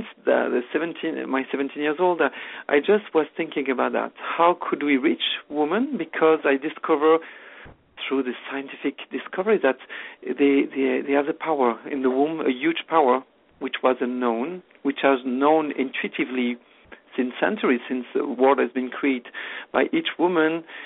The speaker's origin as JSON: {"language": "English", "country": "France", "second_language": "English", "moved": "as an adult", "lives_now": "Canada", "said": "I'm French originally, no longer now, I'm become Canadian"}